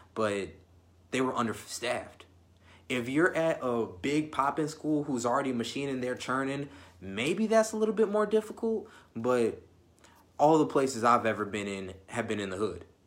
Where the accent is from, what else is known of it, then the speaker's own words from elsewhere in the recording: Illinois, United States; I'm from Illinois